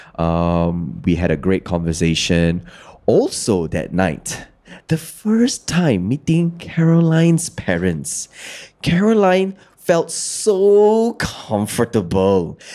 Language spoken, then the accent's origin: English; Kedah, Malaysia; I'm from Kedah. So I, I am well versed with bahasa Kedah